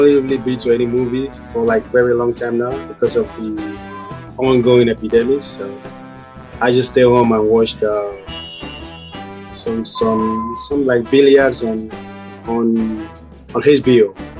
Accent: New York City, New York, United States

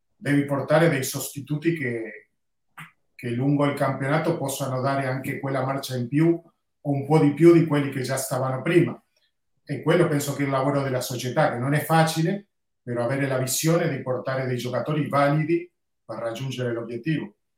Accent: Uruguay; io sono uruguaiano

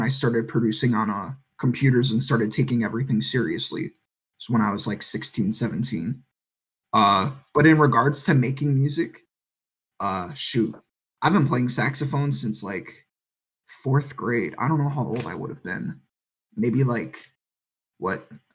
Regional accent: Wisconsin, United States; moved away as an adult; also born or lived in Las Cruces, New Mexico; now in Virginia Beach, United States; I'm originally from Wisconsin, but I spent 4 years in Las Cruces, New Mexico.

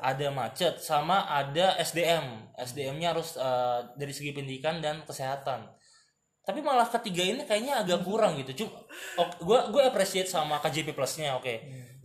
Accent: Jakarta, Indonesia; gue sebagai warga Jakarta

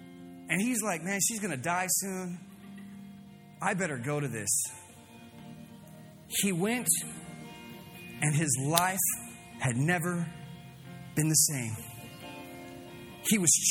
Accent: Fresno, California, United States

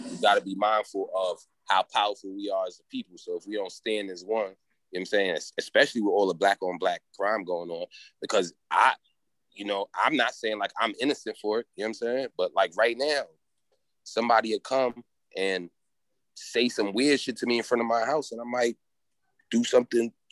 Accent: Haiti; And you know, I come from Haiti, so it's like a lot of the shit that a lot

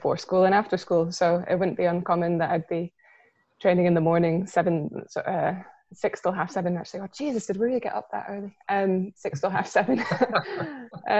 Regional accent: Milngavie, Scotland, United Kingdom; I grew up in Mulgay

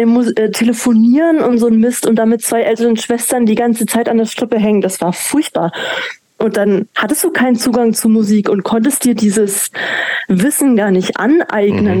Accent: Manching, Bavaria, Germany; also born or lived in Ingolstadt; ich bin zwar in Ingolstadt geboren, aber aufgewachsen in Manching

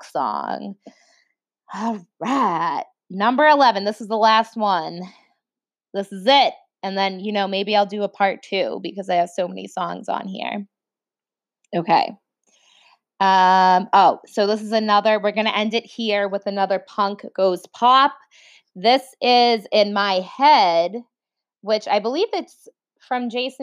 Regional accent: Boston, Massachusetts, United States; accent: Boston; my Boston accent comes out

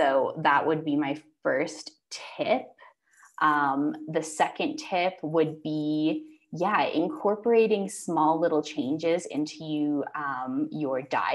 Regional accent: Canada; moved away as an adult; now in Mexico; growing up in Canada

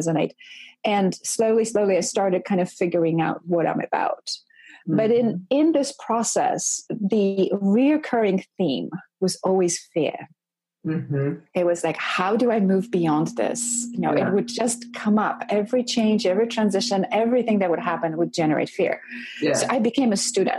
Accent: Poland; moved away as an adult; I grew up in Poland in a communist culture in a very, very conservative household

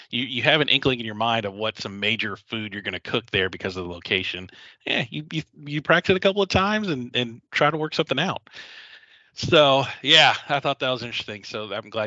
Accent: Philippines; Um, I'm a Filipino.

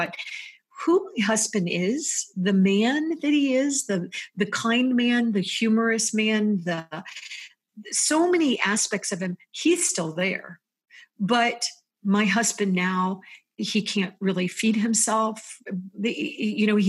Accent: United States; also born or lived in Florida / Virginia; as an American

